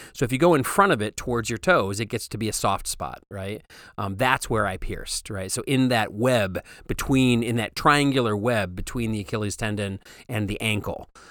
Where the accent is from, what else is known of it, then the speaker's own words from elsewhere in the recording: Waterford, Michigan, United States; also born or lived in Pontiac, Michigan; I'm from Pontiac, Michigan, um, although I grew up in Waterford